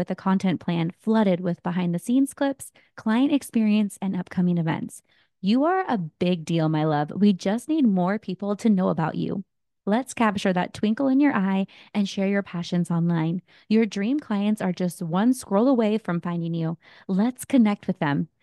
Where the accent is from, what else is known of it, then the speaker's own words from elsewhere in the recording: San Jose, California, United States; the Bay Area, California, my hometown of San Jose